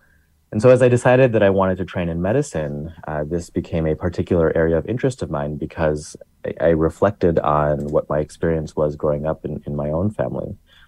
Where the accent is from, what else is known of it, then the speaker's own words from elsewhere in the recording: Chicago, Illinois, United States; I grew up in the South Asian community of Chicago.